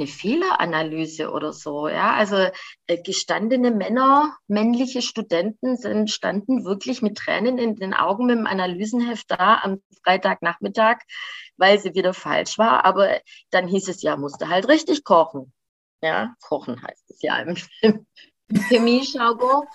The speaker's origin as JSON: {"language": "German", "town": "Göppingen", "region": "Baden-Württemberg", "country": "Germany", "tie": "born or raised there", "also_born_or_lived": "Mexico", "moved": "yes", "said": "in dem Haus, in dem ich aufgewachsen bin, ist ja schon mein Vater groß geworden"}